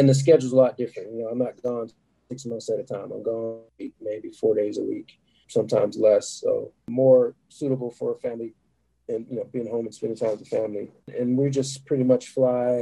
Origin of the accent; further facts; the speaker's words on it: Dallas, Texas, United States; being from Texas, I'm from Dallas originally